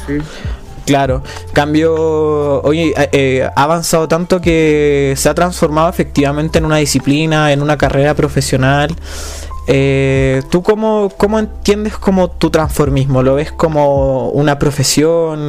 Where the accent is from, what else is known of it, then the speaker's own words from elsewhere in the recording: Calama, Antofagasta, Chile; also born or lived in Santiago; yo no soy de Santiago, yo, yo me fui un tiempo a ir a Santiago. Yo era, de Calama